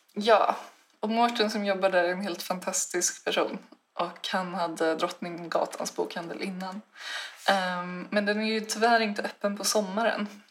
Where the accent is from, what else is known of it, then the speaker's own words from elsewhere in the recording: Stockholm, Stockholm County, Sweden; now in Uppsala, Sweden; jag är från Stockholm.